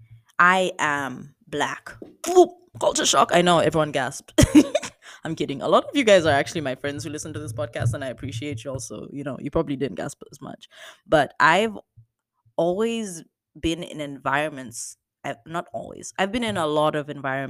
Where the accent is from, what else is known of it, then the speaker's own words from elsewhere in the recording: Zambia; moved away as an adult; I'm from Zambia